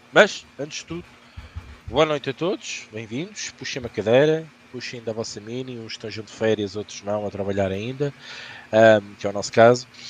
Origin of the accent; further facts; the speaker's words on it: Portugal; nós somos portugueses